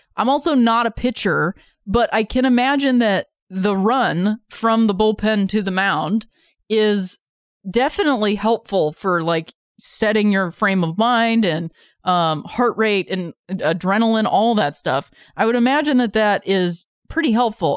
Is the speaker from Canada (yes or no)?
no; Akron, Ohio, United States; now in Los Angeles, United States; I said I was from Akron